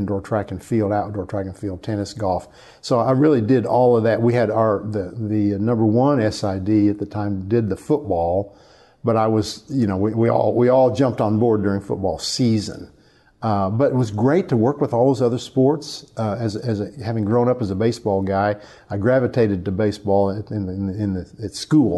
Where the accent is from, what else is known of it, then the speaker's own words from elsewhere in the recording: Hobart, Oklahoma, United States; moved away; also born or lived in New Hampshire; my hometown, town of 4,000, called Hobart, Oklahoma